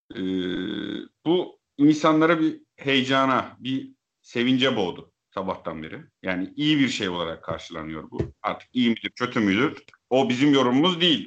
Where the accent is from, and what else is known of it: Eastern Black Sea, Turkey